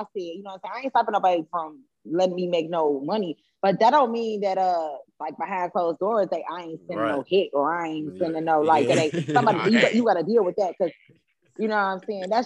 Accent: Chicago, Illinois, United States; I'm from Chicago. I kind of been around

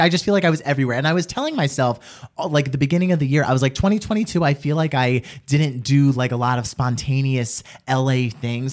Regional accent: Trenton, New Jersey, United States; I'm from Trenton

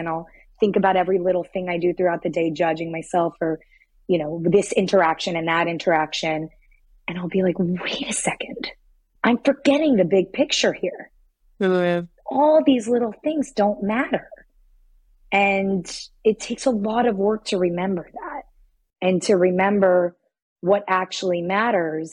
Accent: Miami, Florida, United States; moved away; I'm from Miami.

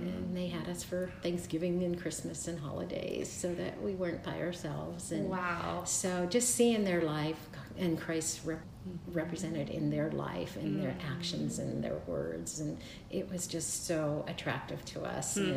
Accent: Pittsburgh, Pennsylvania, United States; we're both born and raised in Pittsburgh, Pennsylvania

